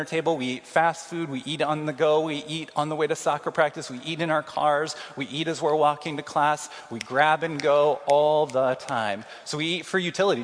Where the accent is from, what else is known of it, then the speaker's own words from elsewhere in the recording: Kansas City, United States; moved away as an adult; now in Iowa City, United States; I'm from Kansas City.